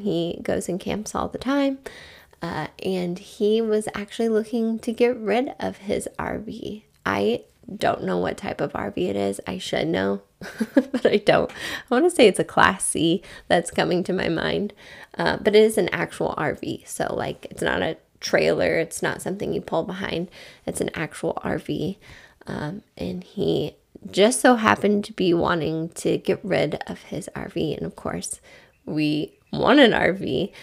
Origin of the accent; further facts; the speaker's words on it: Midwest, United States; We're from the Midwest